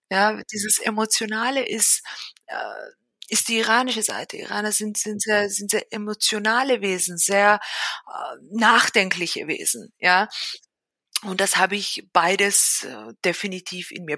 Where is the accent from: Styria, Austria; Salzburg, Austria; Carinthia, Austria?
Carinthia, Austria; Villach; moved away as an adult; now in Vienna, Austria; Ich bin aber selber in Österreich groß geworden, genauer gesagt in Villach in Kärnten. Also ich bin eigentlich Kärntnerin